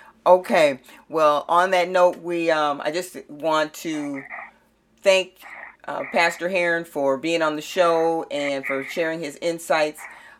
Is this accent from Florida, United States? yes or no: no; St. Paul, Minnesota, United States; Growing up in St. Paul, Minnesota, I didn't know much about jails, prisons, and people on probation.